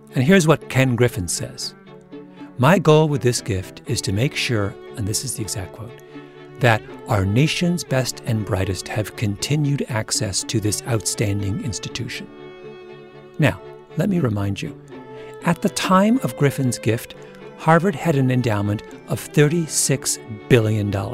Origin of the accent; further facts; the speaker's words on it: Canada; I grew up in Canada in the 1970s